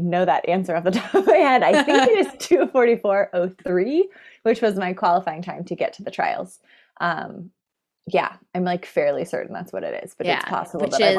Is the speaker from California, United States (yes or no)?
yes; San Francisco, California, United States; also born or lived in New York / Boston / Colorado; now in Eugene, United States; I've lived in New York and Boston, Colorado. I grew up in San Francisco.